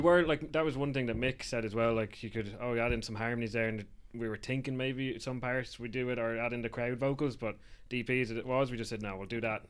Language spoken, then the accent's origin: English; Wicklow, Leinster, Ireland; moved away as an adult; now in Dublin, Ireland; we're from Wicklow, but I moved to Dublin for for work